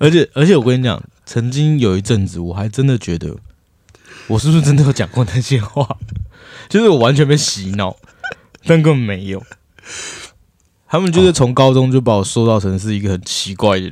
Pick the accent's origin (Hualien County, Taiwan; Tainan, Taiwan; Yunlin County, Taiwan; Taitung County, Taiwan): Hualien County, Taiwan; Hualien; born or raised there